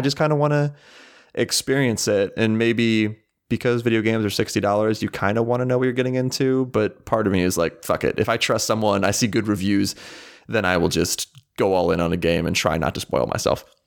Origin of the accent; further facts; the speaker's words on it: Townville, United States; my hometown was literally called Townville